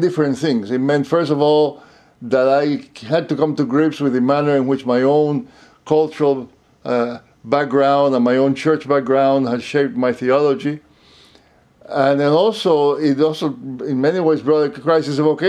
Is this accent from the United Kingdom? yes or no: no; Cuba; moved away as an adult; also born or lived in Puerto Rico; now in United States; I grew up in Cuba.